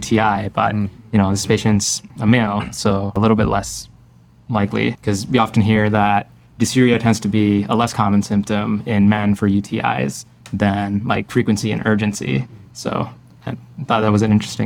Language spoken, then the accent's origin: English; Pakistan; also born or lived in Ohio / Florida; now in Chicago, United States; I originally grew up in Pakistan, spent some time in Ohio and Florida, currently live in Chicago